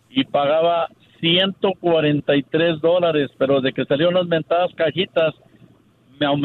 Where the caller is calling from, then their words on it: Texas, United States; yo soy acá de Meaton Texas.